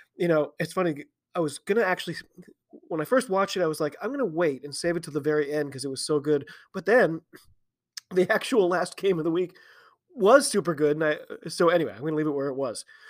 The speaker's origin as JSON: {"language": "English", "country": "United States", "said": "I'm an American"}